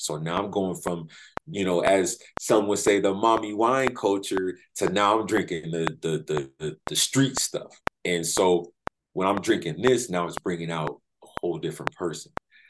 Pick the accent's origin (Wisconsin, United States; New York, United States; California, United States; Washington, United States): California, United States; San Diego; also born or lived in Florida; I was born in Florida, but raised in San Diego, California.